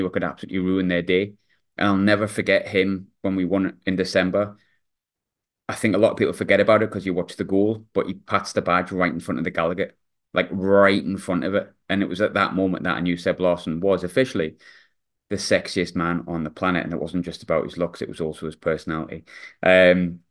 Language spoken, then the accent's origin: English; Sunderland, North East England, United Kingdom; also born or lived in South Shields; I was born in Sunderland, like, sort of spent my early days in Southwick, but went to school in my teenage years in South Shields in the mid-90s